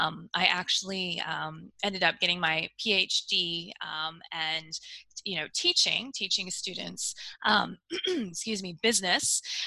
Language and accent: English; United States; accent: American; now in Australia; So you can probably tell from my accent that I'm an American, but I actually live in Australia. I have moved around quite a bit. I've actually lived in 6 different countries